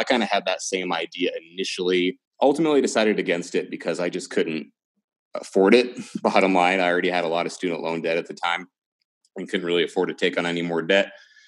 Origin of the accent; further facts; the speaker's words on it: Georgia, United States; also born or lived in Washington, United States; But I was born and raised in Georgia. You couldn't tell by my accent.